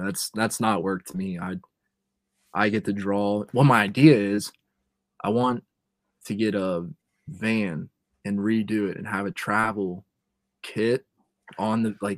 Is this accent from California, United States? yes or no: no; Cincinnati, Ohio, United States; Growing up in Cincinnati